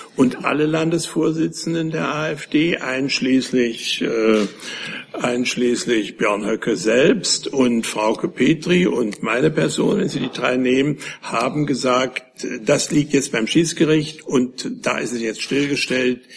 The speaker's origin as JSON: {"language": "German", "country": "Germany", "said": "als Deutscher"}